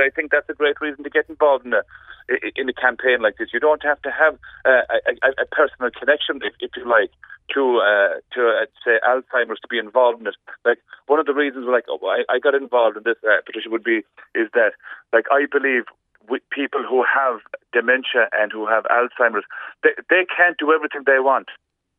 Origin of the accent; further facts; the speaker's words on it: Kerry, Munster, Ireland; where I grew up in Kerry